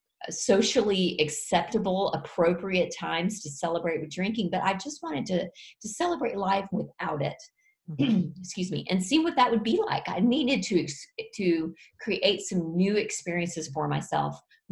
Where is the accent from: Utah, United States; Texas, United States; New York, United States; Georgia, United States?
Texas, United States; Fort Worth; my husband and I were downtown Fort Worth in my hometown